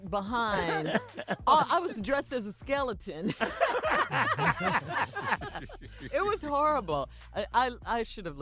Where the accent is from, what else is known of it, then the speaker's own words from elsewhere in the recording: Chicago, Illinois, United States; it was cold, so cold growing up in Chicago.